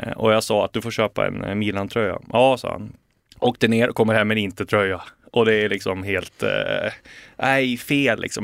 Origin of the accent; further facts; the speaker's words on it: Bergsjö, Gävleborg County, Sweden; moved away as an adult; also born or lived in Sundsvall; now in Stockholm, Sweden; Bergsjö i Hälsingland där jag är uppvuxen eh, och sen flyttade vi till Sundsvall när jag var 14